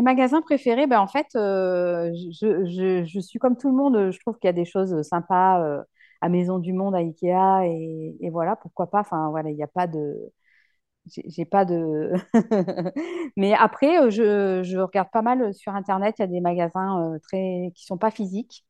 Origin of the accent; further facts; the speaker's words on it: La Rochelle, Nouvelle-Aquitaine, France; moved away; je suis originaire de La Rochelle, donc c'est pour ça que j'ai voulu revenir ici